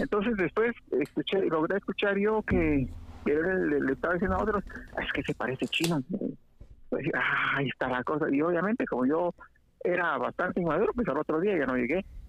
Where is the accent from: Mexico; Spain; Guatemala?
Guatemala; Quetzaltenango; accent: Mexican; moved away as an adult; also born or lived in Guatemala City; now in United States; yo nací en Sera y crecí en Sera casi toda, hasta los 20 años.